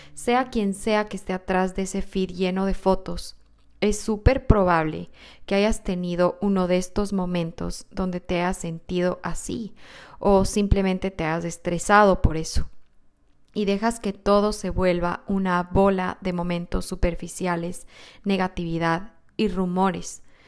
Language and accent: Spanish; Quito, Pichincha, Ecuador; Soy quiteña y mi país, Ecuador